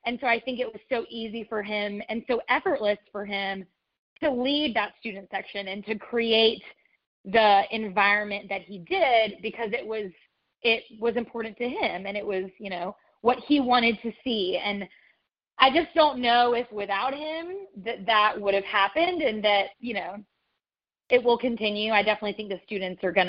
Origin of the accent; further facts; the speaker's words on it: Alabama, United States; moved away as an adult; now in New York, United States; I grew up in Alabama.